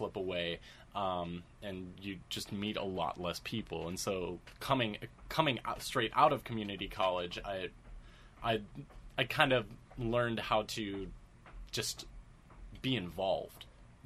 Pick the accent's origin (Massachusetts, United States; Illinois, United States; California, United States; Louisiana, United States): Illinois, United States; Chicago area; I took a lot of classes, through a small studio in my hometown and at the Old Town School of Folk Music in downtown Chicago.